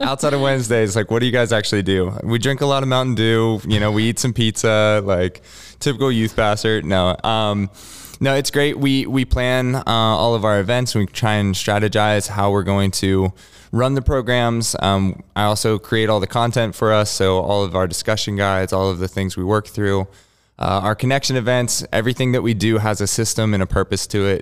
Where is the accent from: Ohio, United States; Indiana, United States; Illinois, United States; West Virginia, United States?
West Virginia, United States; I grew up in West Virginia